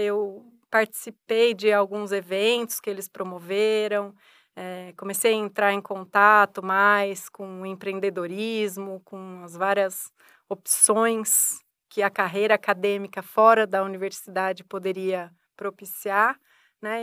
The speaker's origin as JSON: {"language": "Portuguese", "region": "hometown near São Paulo", "country": "Brazil", "tie": "born or raised there", "moved": "as an adult", "lives_now": "Ribeirão Preto, Brazil", "said": "eu não sou daqui de Ribeirão, né? Eu vim para fazer faculdade aqui em Ribeirão e eu sempre tinha a ideia de voltar para minha cidade natal, que é próxima a São Paulo"}